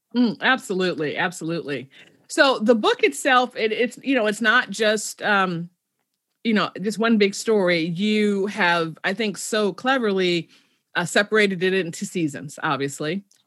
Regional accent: Chicago, Illinois, United States; I'm originally from Chicago, south side of Chicago.

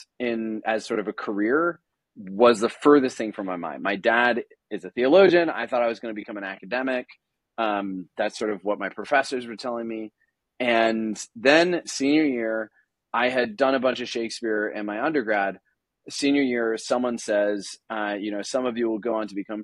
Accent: Washington, District of Columbia, United States; also born or lived in Grand Manan Island, Canada; I grew up in Washington, D.C., surrounded by this like really thick Catholic academic ethos

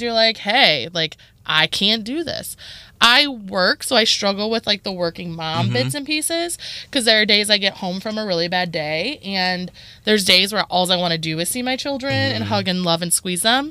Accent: Toledo, Ohio, United States; I grew up on the East Side.

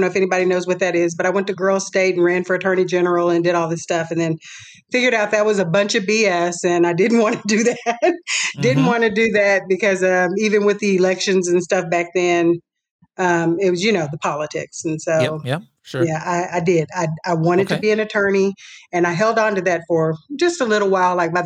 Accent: Wichita, Kansas, United States; moved away; Born and raised in Wichita, Kansas. I've been gone for a long time

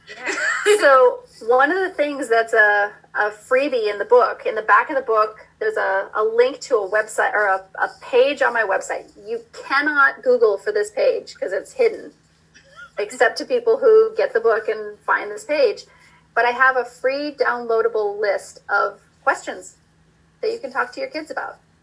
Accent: Iowa, United States; moved away; I grew up in Iowa

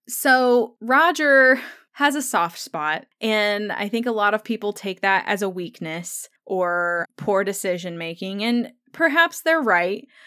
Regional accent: United States; growing up in the United States

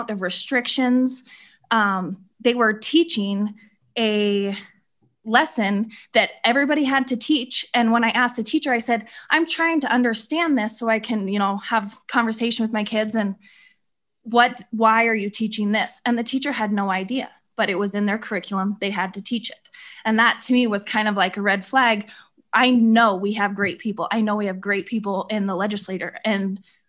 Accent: Glenrock, Wyoming, United States; I am from Glen Rock, Wyoming

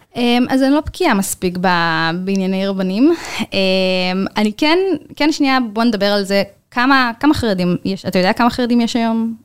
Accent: Bnei Brak, Tel Aviv District, Israel; אני גדלתי בבני ברק, אה, בקהילה חרדית, אה, קלאסית.

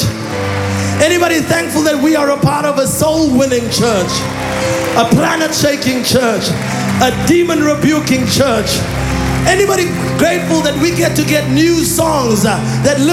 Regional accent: Olifantshoek, Northern Cape, South Africa; first language Afrikaans; English is a second language; I grew up in a small town called Olifantshoek in the northern Cape of South Africa

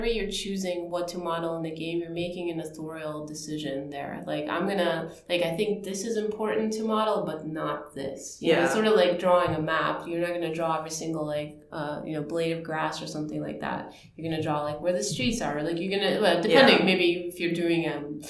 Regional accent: Ukraine; moved away; I grew up in Ukraine.

